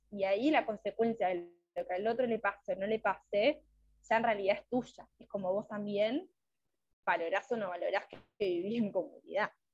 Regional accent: Uruguay; soy de Uruguay

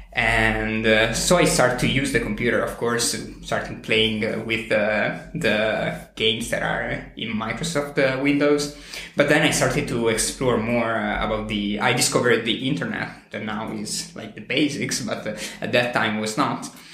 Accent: Italy; also born or lived in near Milan; I'm from Italy. I live very, very close to Milan.

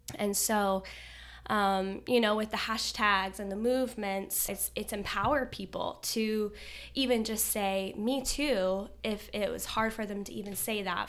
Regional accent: Kansas, United States; also born or lived in Florida; now in Fort Lauderdale, United States; I'm originally from Kansas. I moved here in Florida in two thousand eight

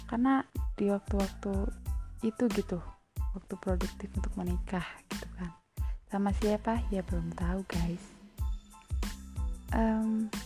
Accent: Lampung, Indonesia; Aku berasal dari Kabupaten Waikanan Lampung, lebih tepatnya di Kecamatan Pakuan Ratu.

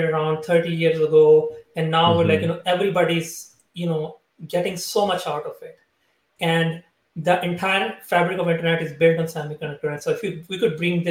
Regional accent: Pakistan; moved away; I am from Pakistan originally. I was born there

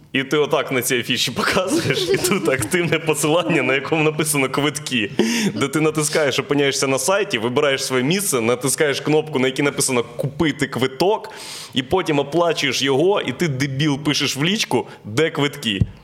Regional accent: Boryspil, Kyiv Oblast, Ukraine; Він з Борисполя, я з Борисполя, тому ми були в одному класі

